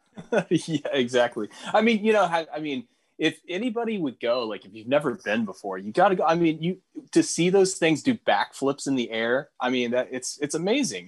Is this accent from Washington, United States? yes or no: no; West Virginia, United States; I'm originally from West Virginia, and I guess I grew up on country music